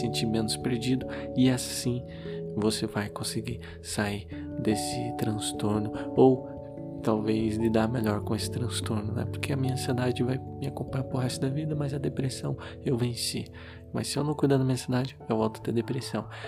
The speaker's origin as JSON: {"language": "Portuguese", "town": "Curitiba", "region": "Paraná", "country": "Brazil", "said": "eu sou de Curitiba"}